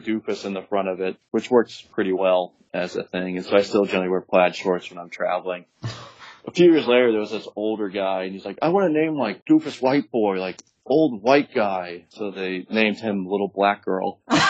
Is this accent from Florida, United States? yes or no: yes; West Palm Beach, Florida, United States; also born or lived in Jacksonville, Florida / Gainesville, Florida; I grew up in West Palm Beach area.